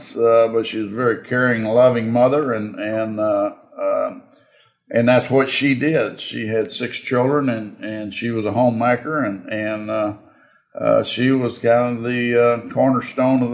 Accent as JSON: {"language": "English", "town": "Alvin", "region": "Texas", "country": "United States", "tie": "born or raised there", "also_born_or_lived": "Refugio, Texas / Woodsboro, Texas", "said": "I was born in Refugio because that's where the county hospital was. And then he worked for the old Stanley Oil Company and was transferred up to Alvin"}